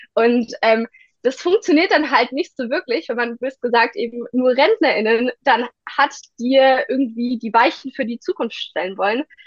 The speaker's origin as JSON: {"language": "German", "town": "Ditzingen", "region": "Baden-Württemberg", "country": "Germany", "tie": "born or raised there", "said": "ich bin 17 Jahre alt und ich komme aus Ditzingen"}